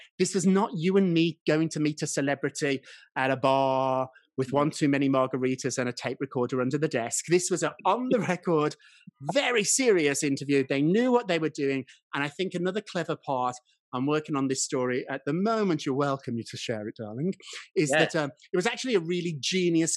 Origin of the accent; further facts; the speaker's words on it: United Kingdom; moved away; also born or lived in United States; I'm British as well as American